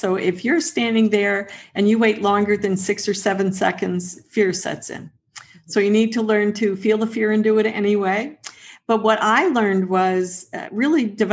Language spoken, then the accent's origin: English; near Peggy's Cove, Nova Scotia, Canada; I grew up down near Peggy's Cove